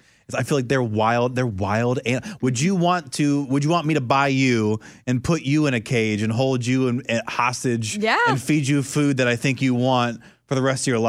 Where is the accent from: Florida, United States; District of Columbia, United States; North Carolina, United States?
Florida, United States; Orlando; growing up in Orlando, there's Discovery Cove and there's SeaWorld and all these things, and that's like a big thing